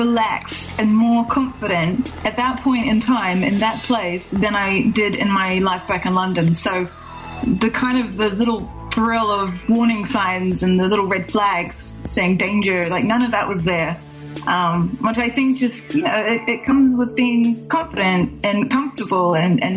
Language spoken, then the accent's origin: English; New Zealand; I'm from New Zealand